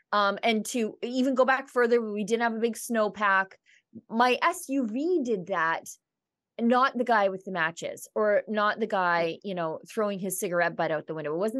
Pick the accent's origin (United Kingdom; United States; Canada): Canada; Northern Alberta; being from Alberta and Northern Alberta, and then this year so close to where the fires were